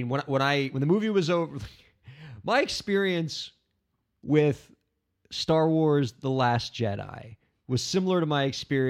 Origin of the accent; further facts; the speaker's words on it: United States; as a Yank, as an American